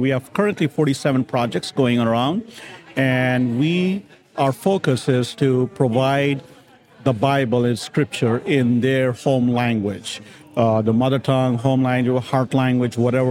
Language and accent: English; Grand Rapids, Michigan, United States; also born or lived in India / Uruguay; I was born in India, raised here in Grand Rapids, Michigan